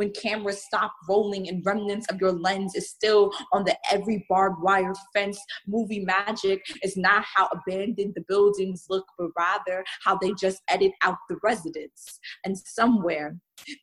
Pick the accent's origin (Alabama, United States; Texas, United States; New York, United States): New York, United States; New York City; I am from the Bronx. Born, raised